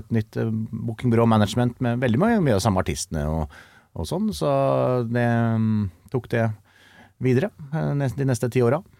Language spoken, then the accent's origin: Norwegian; Kongsvinger, Innlandet, Norway; jeg er fra Kongsvinger